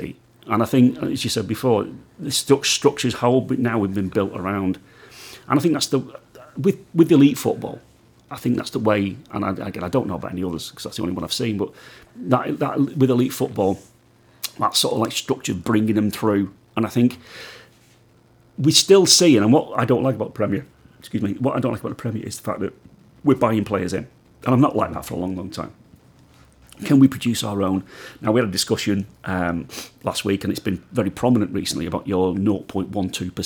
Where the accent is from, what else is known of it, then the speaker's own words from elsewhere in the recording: Widnes, North West England, United Kingdom; my hometown of Widnes